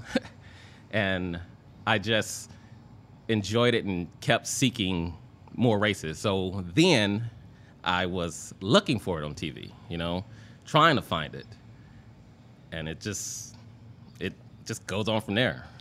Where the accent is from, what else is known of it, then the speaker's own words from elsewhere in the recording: Indiana, United States; I'm from Indiana